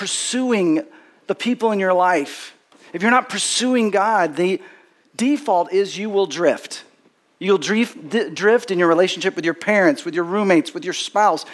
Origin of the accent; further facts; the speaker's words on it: Texas, United States; growing up in Texas, I had parents and grandparents that were from Texas